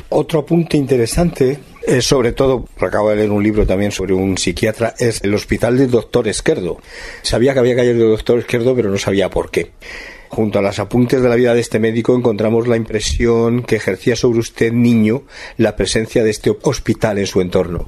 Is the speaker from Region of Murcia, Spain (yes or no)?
no; Madrid, Community of Madrid, Spain; yo también soy de Carabanchel